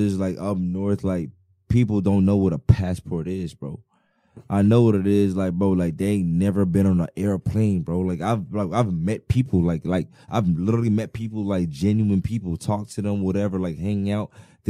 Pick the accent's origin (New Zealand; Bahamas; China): Bahamas; I'm from the Bahamas.